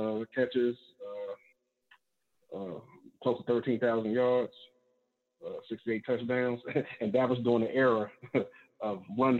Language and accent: English; Washington, District of Columbia, United States; my hometown, D.C.